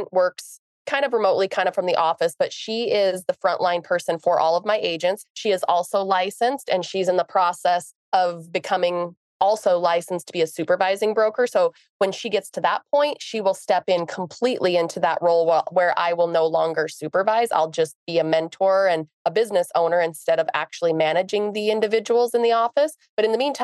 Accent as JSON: {"language": "English", "region": "Montana", "country": "United States", "said": "We're from Montana."}